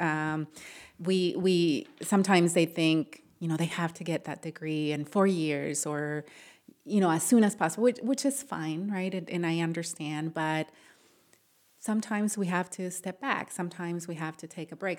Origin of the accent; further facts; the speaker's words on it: Matamoros, Tamaulipas, Mexico; now in Ohio, United States; I grew up in Matamoros